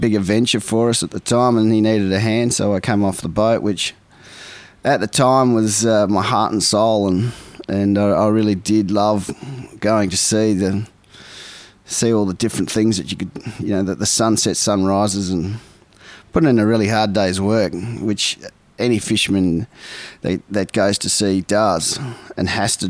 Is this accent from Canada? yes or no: no; Port Lincoln, South Australia, Australia; also born or lived in Ballina; I grew up in Port Lincoln, South Australia. I was born in Ballina.